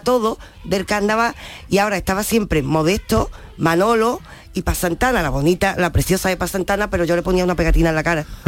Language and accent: Spanish; San Fernando, Andalusia, Spain; yo que soy de San Fernando